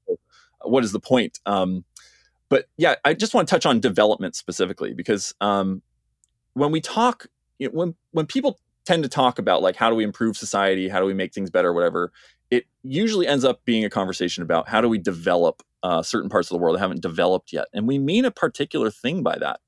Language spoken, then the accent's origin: English; United States; moved away as an adult; now in Cambridge, United Kingdom; as you can hear, I'm an American